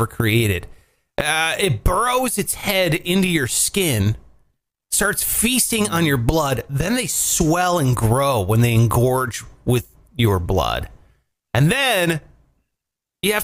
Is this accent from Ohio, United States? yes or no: yes; Ohio, United States; I grew up in Ohio